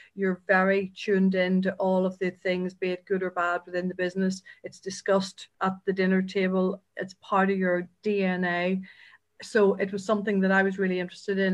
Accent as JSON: {"language": "English", "area": "County Down", "region": "Northern Ireland", "country": "United Kingdom", "moved": "yes", "said": "so as the accent might suggest, uh, I'm not from Dublin. Uh, I'm from County Down"}